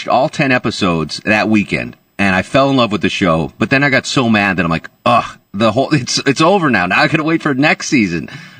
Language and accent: English; Connecticut, United States; Like you, I'm actually from Connecticut, and I went to school in New York